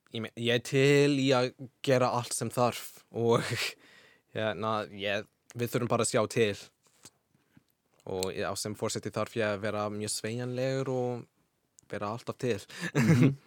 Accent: Washington, United States; Icelandic is a second language; now in Iceland; Washington fylki, mm -hmm. sem er fyrir norðvestan

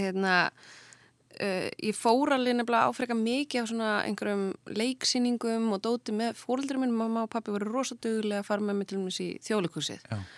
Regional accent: Kópavogur, Capital Region, Iceland; ég er alveg upp í Kópaunum. Já. Uh, ég er bara, já, bara bjóð alla mína tíð í Kópaunum

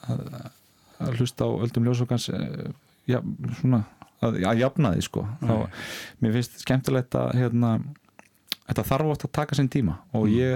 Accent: Ísafjörður, Westfjords, Iceland; ég er sjálfur frá Ísafyrði

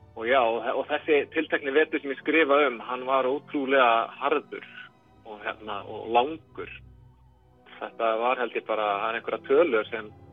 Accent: Reykjavík, Capital Region, Iceland; moved away as an adult; now in Akureyri, Iceland; ég er 8 ára litjum til Reykjavíkur og þetta eru, þetta eru rúm 20 ár sem ég býð fyrir sunnan

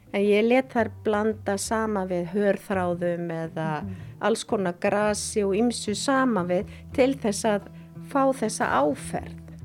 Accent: Akureyri, Northeastern Region, Iceland; ég fætt á uppalinn í Þorpinu á Akureyri

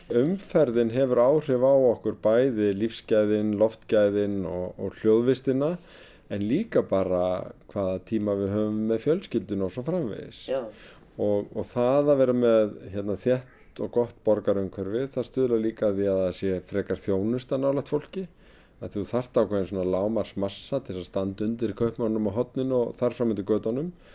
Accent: Reykjavík, Capital Region, Iceland; ég sem gamal árbæingur, ég er alin upp í blokkonum við Römbæin

